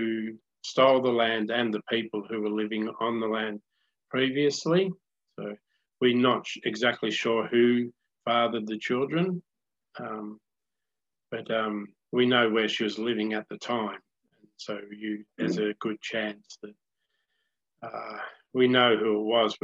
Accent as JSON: {"language": "English", "town": "Rolleston", "country": "Australia", "tie": "born or raised there", "said": "I was born in Rolleston"}